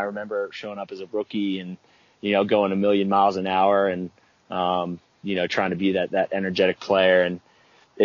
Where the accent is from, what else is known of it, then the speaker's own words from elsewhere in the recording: Baltimore, Maryland, United States; moved away; growing up in Baltimore